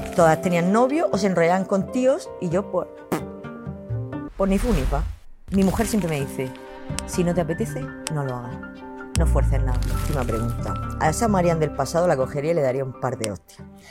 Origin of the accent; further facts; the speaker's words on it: Cartagena, Region of Murcia, Spain; yo soy cartagenera, murciana, a muerte